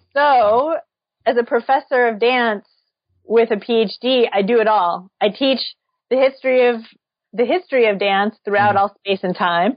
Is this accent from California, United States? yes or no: no; St. Louis, Missouri, United States; I grew up in St. Louis